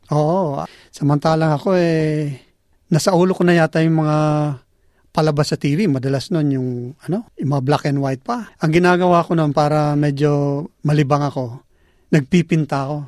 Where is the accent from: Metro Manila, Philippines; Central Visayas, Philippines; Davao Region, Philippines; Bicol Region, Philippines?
Bicol Region, Philippines; moved away as an adult; now in Australia; tubong Bicol. Dumating ako dito noong 1990.